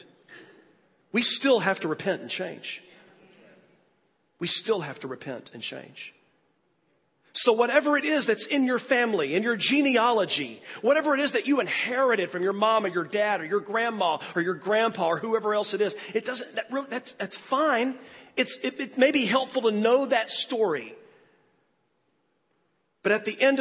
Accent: United States; as an American preacher

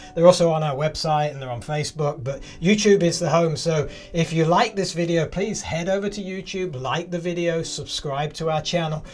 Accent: England, United Kingdom; moved away; I grew up in England

